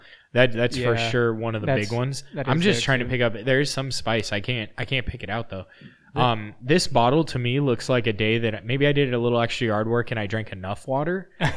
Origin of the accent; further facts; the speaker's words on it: United States; I'm American.